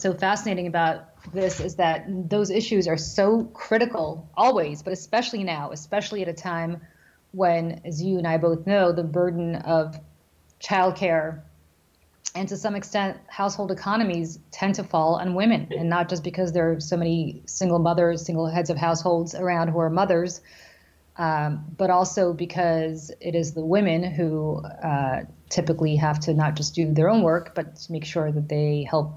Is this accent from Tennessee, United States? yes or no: no; New Jersey, United States; my home state of New Jersey